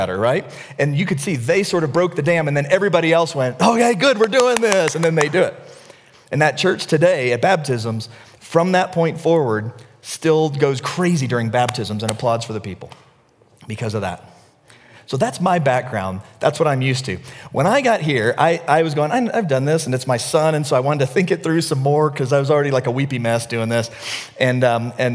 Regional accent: the South, United States; moved away; I grew up in the South

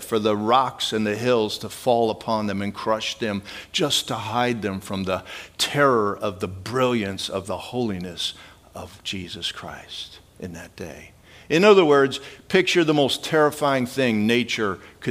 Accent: Midwest, United States; I grew up in the Midwest

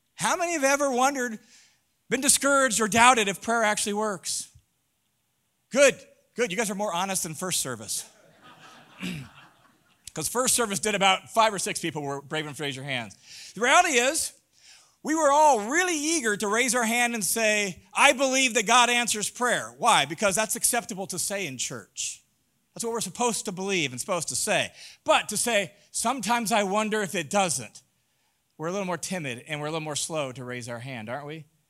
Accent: Tacoma, Washington, United States; I grew up in Tacoma, Washington. Rains a lot

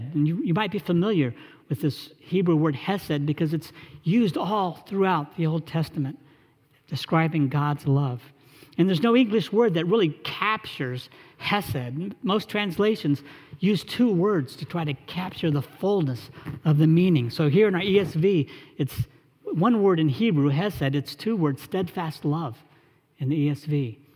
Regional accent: Charlotte, North Carolina, United States; an internship with an engineering firm back in my hometown in Charlotte

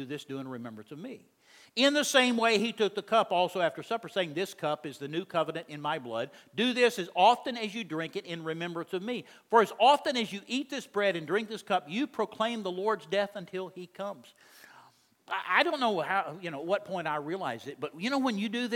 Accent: Texas, United States; I'm from Texas

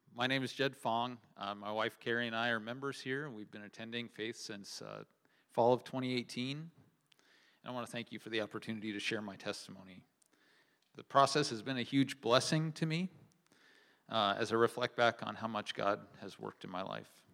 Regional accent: Kearney, Nebraska, United States; I grew up near Kearney, Nebraska, in a home that loved the Lord

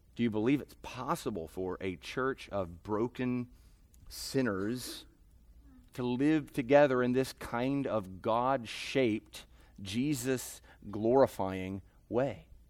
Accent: United States; as American sinners

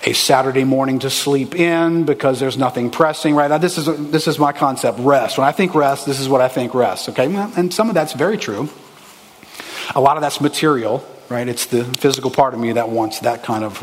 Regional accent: New Orleans, Louisiana, United States; Growing up in New Orleans, you grow up in a racially charged city.

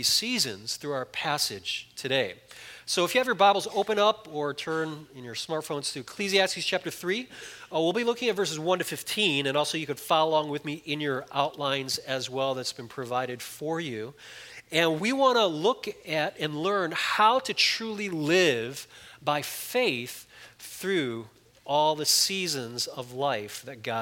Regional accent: Chicago, Illinois, United States; moved away; I grew up in Chicago

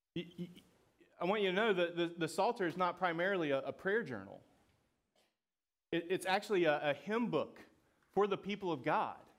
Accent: Georgia, United States; I'm from Georgia

